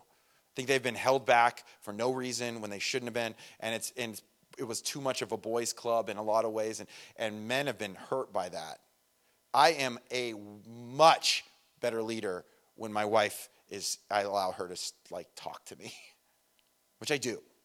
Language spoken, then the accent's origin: English; Redlands, California, United States; we're both from Redlands